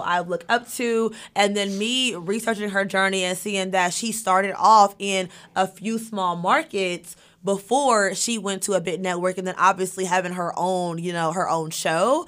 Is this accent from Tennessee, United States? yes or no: no; Monticello, Arkansas, United States; moved away as an adult; also born or lived in Fayetteville, Arkansas / Charlotte, North Carolina; now in Los Angeles, United States; Monticello, born and raised